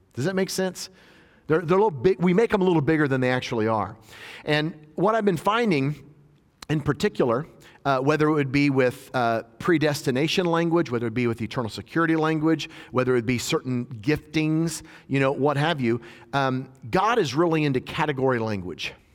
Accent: just outside Nashville, Tennessee, United States; my hometown where I'm ministering in just outside Nashville

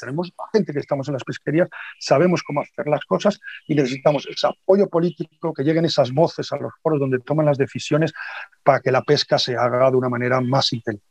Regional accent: Galicia, Spain; aquí en Galicia, donde, de donde soy y me he criado, eh, desde pequeñito

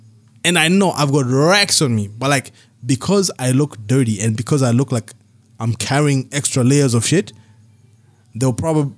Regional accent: Belgium; It's like, nigga, I'm from Belgium, I speak French.

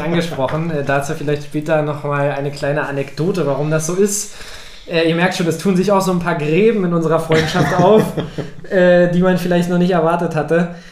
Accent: Brandenburg, Germany; also born or lived in Berlin; geboren in Berlin, aufgewachsen in Brandenburg.

